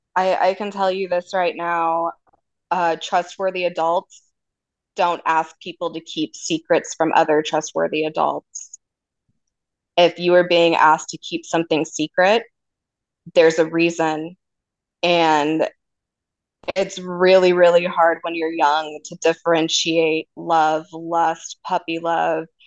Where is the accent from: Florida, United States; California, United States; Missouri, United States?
California, United States; Redding; my hometown in Redding, California